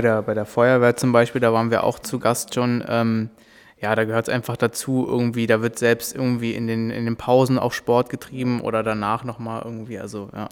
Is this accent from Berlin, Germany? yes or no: yes; Berlin, Germany; wir sind ja auch aus Berlin